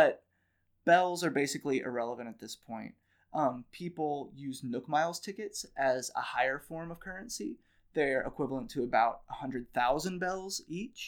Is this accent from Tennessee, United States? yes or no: yes; Nashville, Tennessee, United States; I'm from Nashville